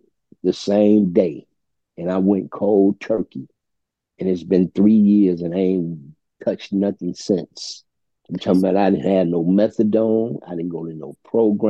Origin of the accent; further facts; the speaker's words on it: Chicago, Illinois, United States; I'm from Chicago Avenue and Pulaski. And that's one of the worst neighborhoods in the city of Chicago.